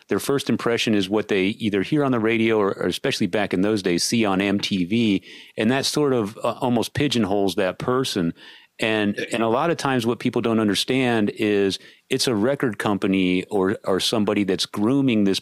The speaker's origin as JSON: {"language": "English", "town": "San Antonio", "region": "Texas", "country": "United States", "said": "I'm from San Antonio originally"}